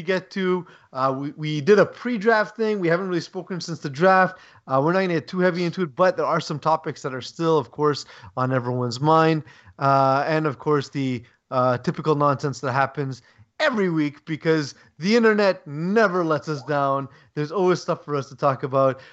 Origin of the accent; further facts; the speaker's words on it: Canada; as a Canadian